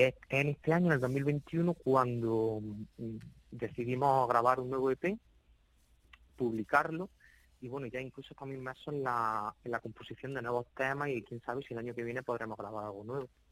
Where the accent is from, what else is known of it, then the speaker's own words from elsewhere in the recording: Andalusia, Spain; Yo soy de un pequeño municipio, de hecho, eh, eh, cuatro de los cinco integrantes somos de Ciñano que es un municipio que ya linda con la provincia de, Granada